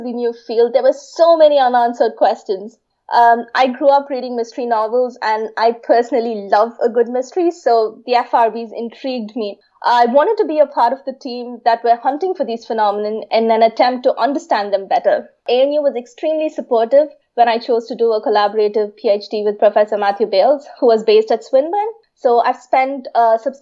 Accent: Chennai, Tamil Nadu, India; I was born and raised in Chennai in India

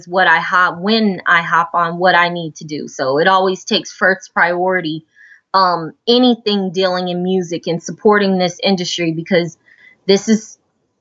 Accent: Houston, Texas, United States; I was born in Houston, born and raised in Houston. And I'm currently in Houston now.

